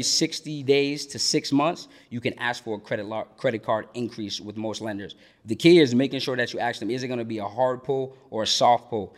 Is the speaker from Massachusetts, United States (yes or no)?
yes; Boston, Massachusetts, United States; moved away as an adult; now in Georgia, United States; I'm from Boston, Mass, originally. Um, I've been here in Georgia now for about six months.